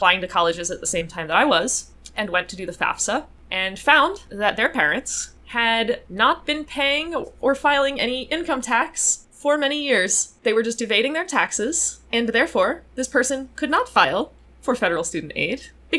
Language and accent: English; North Carolina, United States; born or raised there; moved away as an adult